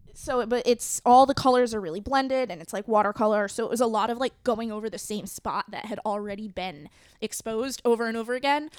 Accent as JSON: {"language": "English", "region": "New England", "country": "United States", "moved": "yes", "said": "I am from New England"}